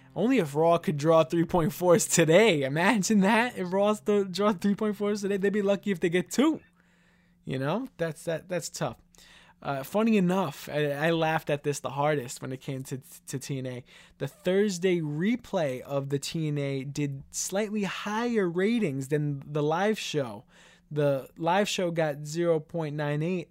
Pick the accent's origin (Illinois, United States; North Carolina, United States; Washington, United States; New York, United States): New York, United States; I'm from New York and I'm currently in New York.